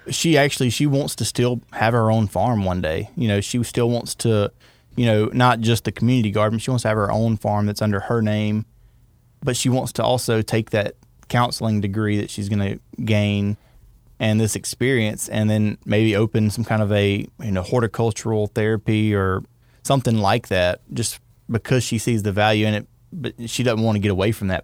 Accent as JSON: {"language": "English", "town": "Winnsboro", "region": "Louisiana", "country": "United States", "tie": "born or raised there", "said": "It's my hometown"}